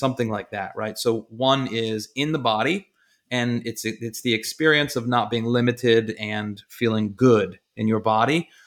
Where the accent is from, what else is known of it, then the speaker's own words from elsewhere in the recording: Baltimore, Maryland, United States; I'm from Baltimore area